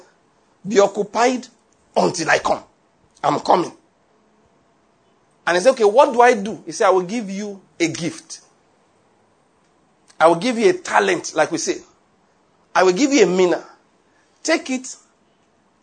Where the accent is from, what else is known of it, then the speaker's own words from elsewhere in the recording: Nigeria; first language Yoruba; English is a second language; also born or lived in Liverpool; I can't pray in Yoruba language.